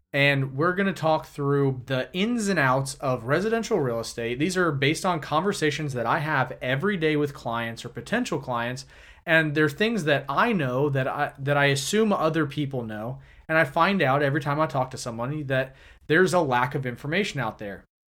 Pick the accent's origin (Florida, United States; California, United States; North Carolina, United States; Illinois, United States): Florida, United States; Jacksonville; I was born and raised here in Jacksonville